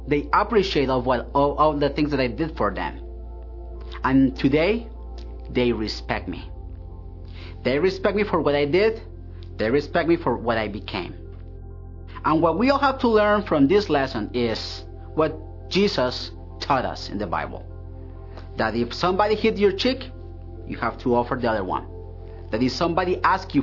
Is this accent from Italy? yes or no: no; Colombia; moved away as an adult; now in Hillsboro, United States; I am originally from Colombia. I am here in Hillsboro because I got a job with Intel